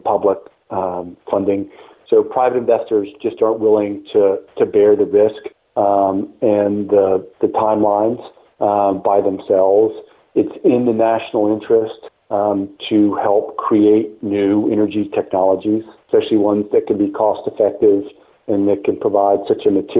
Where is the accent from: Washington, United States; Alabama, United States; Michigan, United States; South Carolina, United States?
South Carolina, United States; I grew up in South Carolina